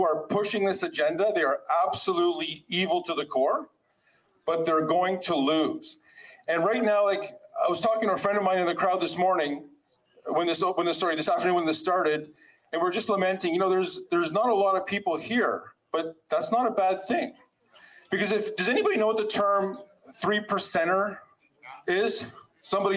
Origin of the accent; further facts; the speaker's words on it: Canada; first generation born here. So I'm Canadian, actually, not Polish